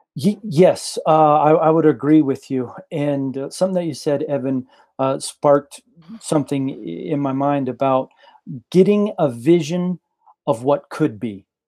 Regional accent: rural Texas, United States; born or raised there; also born or lived in Guadalajara, Mexico / Mongolia

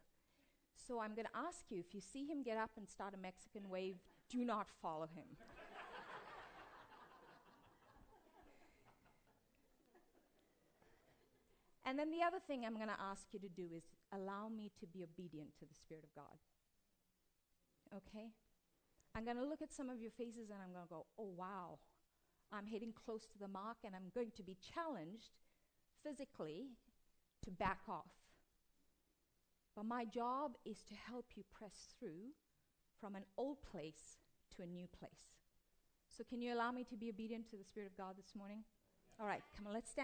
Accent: South Africa; I come from South Africa, was born to an East Indian father and an Italian and Scottish mother in apartheid South Africa

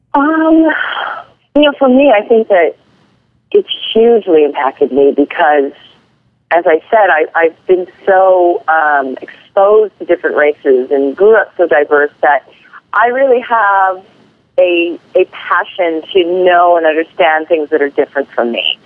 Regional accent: Hawaii, United States; I was born and raised in Hawaii

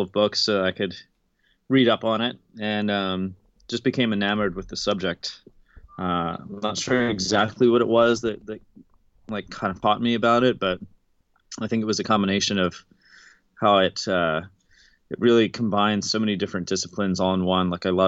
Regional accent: Baltimore, Maryland, United States; I'm from Baltimore originally, or from outside Baltimore.

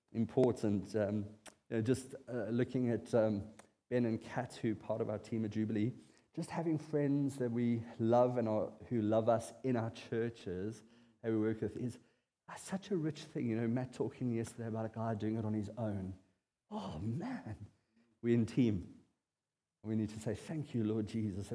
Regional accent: South Africa; as a South African bloke

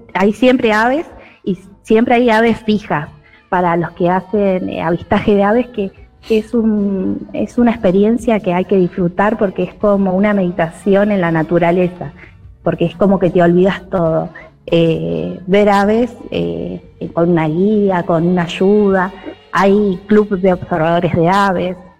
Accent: Santa Teresita, Buenos Aires Province, Argentina; Vivo en Santa Teresita, nací en Santa Teresita

